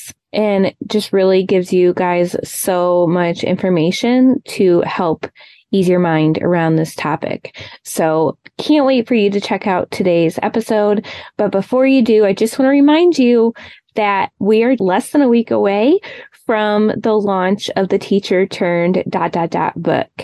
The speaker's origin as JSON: {"language": "English", "region": "Michigan", "country": "United States", "moved": "yes", "said": "I'm originally from Michigan"}